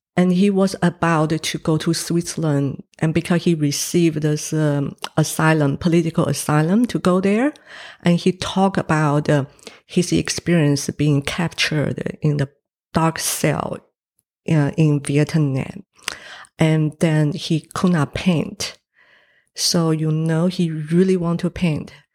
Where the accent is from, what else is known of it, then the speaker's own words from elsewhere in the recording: Taiwan; English is a second language; now in New Zealand; I was born in Taiwan